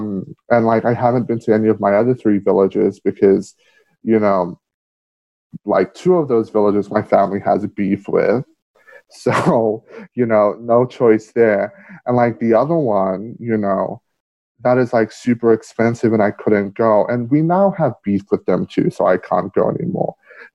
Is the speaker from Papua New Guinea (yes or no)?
yes; Manus Province, Papua New Guinea; I just tell people, like, I'm from Manus because, you know, that's where my grandfather's from. And he raised me.